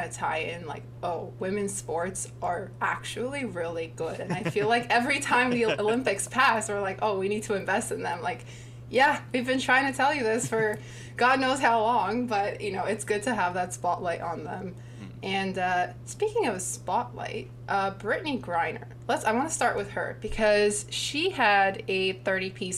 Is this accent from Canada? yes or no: yes; Toronto, Ontario, Canada; we're both from Toronto